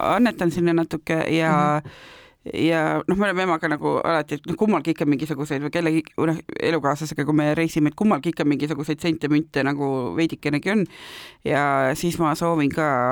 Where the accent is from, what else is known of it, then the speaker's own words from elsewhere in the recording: Tartu, Tartu County, Estonia; moved away; ma olen tartlane